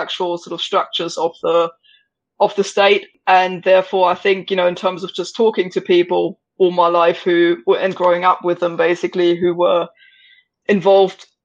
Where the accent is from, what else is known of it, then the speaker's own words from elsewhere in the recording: Brandenburg, Germany; moved away as an adult; also born or lived in Britain; now in United Kingdom; I grew up the other side of Berlin, basically, on the, so Potsdam is just west of Berlin, just outside of it. So also part of the GDR of East Germany. But I grew up on the other side, sort of halfway between Berlin and the Polish border.